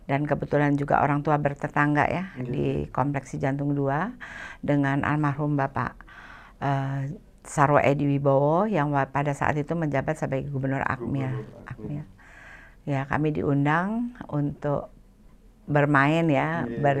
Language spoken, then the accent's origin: Indonesian; Bali, Indonesia; now in Jakarta, Indonesia; kami kan ya kami saya orang Bali